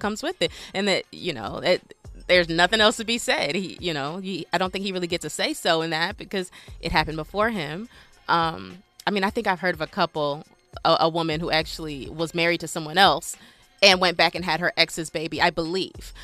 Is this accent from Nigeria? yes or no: yes; Nigeria; I'm Nigerian, so we do a few weddings